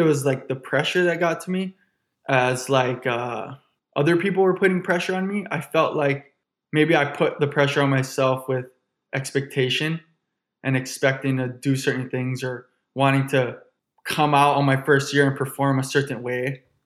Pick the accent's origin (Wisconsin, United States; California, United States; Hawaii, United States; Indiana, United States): Hawaii, United States; Honolulu; I'm born and raised in Honolulu, Hawaii.